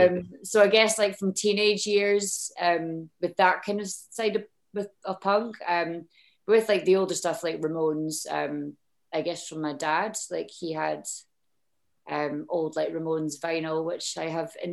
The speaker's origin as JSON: {"language": "English", "town": "Edinburgh", "region": "Scotland", "country": "United Kingdom", "tie": "born or raised there", "said": "Well, I grew up in Edinburgh."}